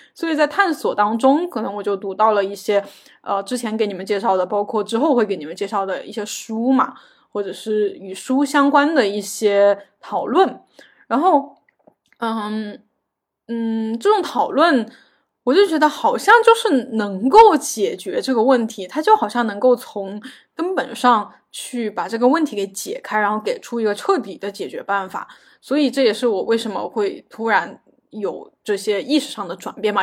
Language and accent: Chinese; China; 我是个中国人，然后我，我是一个亚洲面孔